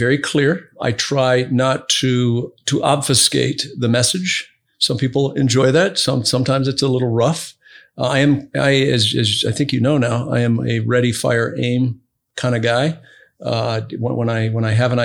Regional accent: Brazil; now in United States; I grew up in Brazil

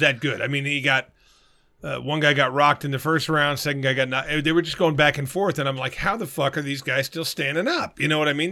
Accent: Arizona, United States; I'm from Arizona.

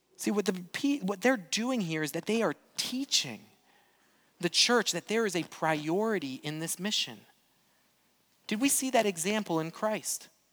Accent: Brazil; moved away; I grew up in Brazil

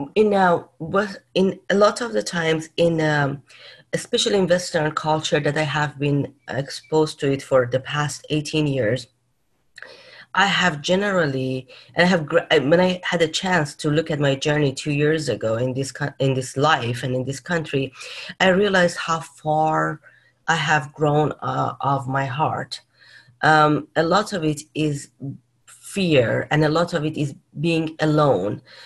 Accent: Tehran, Tehran Province, Iran; now in California, United States; I was born in Iran, in Tehran

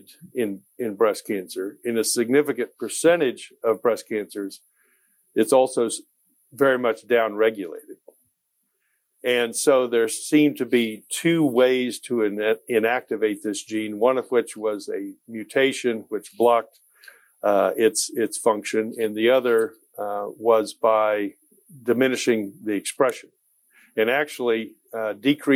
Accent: Kansas City, United States; moved away as an adult; also born or lived in Nashville, Tennessee; Kansas City is my hometown

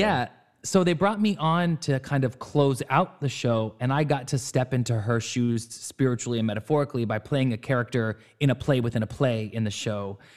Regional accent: Orange County, California, United States; where I was growing up in Orange County.

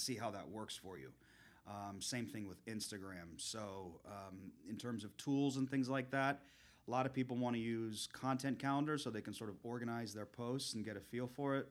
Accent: South Florida, United States; I grew up in the South Florida area

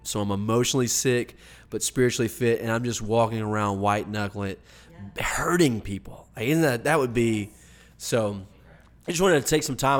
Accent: the Bible Belt, the South, United States; growing up in the Bible Belt, not so much people that live maybe out in the, out west or up north, but in the South

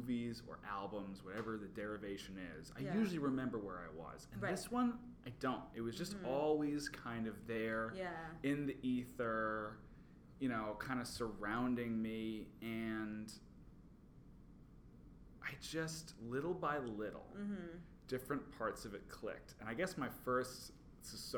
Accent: Long Island, New York, United States; I'm from Long Island

